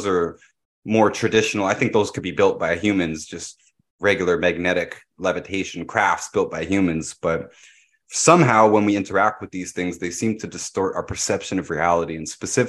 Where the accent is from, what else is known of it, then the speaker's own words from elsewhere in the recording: Pickering, Ontario, Canada; the nuclear power plant that I grew up next to in Pickering, Ontario.